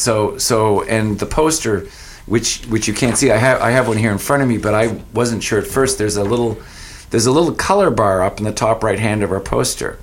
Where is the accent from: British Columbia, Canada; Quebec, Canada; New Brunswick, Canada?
New Brunswick, Canada; Fredericton; moved away as an adult; also born or lived in Ontario / Sackville, New Brunswick; now in Saint John, Canada; I went to Fredericton, which is my hometown, thinking I'd move back to my hometown